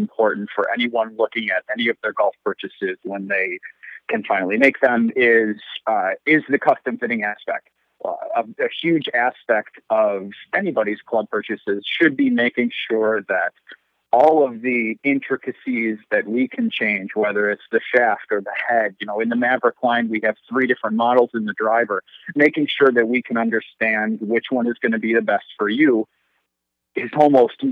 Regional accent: Western New York, United States; I'm originally from Western New York myself

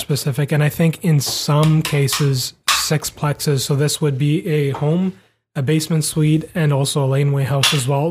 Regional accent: Vancouver, British Columbia, Canada; we grew up in Vancouver

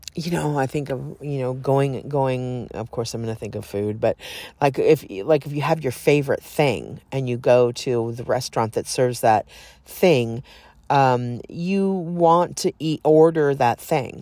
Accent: Southern California, United States; I grew up in Southern California

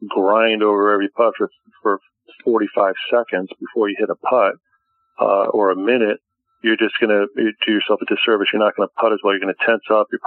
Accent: Connecticut, United States; now in Boca Raton, United States; my home state of Connecticut

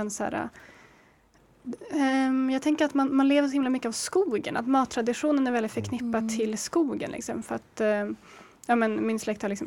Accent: Umeå, Västerbotten County, Sweden; Jag är ju Umebo och min, eh, mina morföräldrar kommer från inåt landet där.

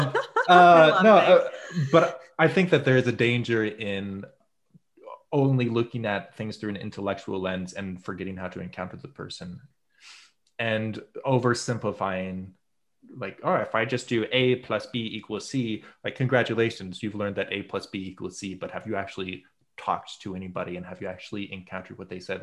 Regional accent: United States; I'm very American

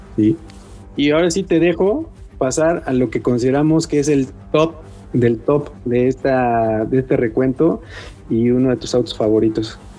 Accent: Mexico

